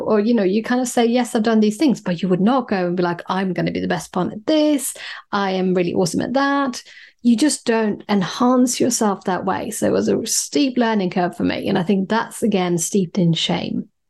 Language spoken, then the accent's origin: English; Sweden; moved away as an adult; now in London, United Kingdom; I grew up in Scandinavia, in Sweden